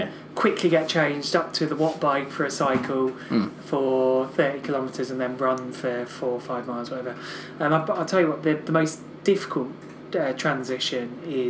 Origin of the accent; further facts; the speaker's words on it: New York City, New York, United States; In the Bronx.